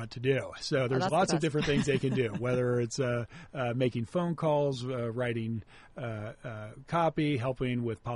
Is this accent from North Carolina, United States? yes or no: no; Ohio, United States; now in Orange County, United States; I'm originally from Clovis, Ohio